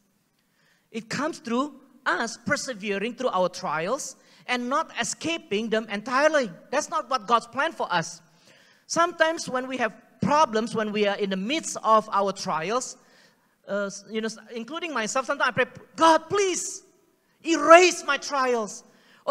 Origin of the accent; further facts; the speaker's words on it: Singapore; accent: Singlish; first language Singlish; English is a second language; English is not my first language, guys. Okay? Singlish is my first language